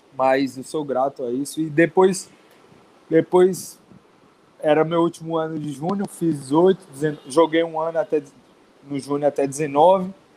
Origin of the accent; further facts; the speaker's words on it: Serrinha, Bahia, Brazil; Sou de uma cidade pequena da Bahia, interior da Bahia, chama-se Serrinha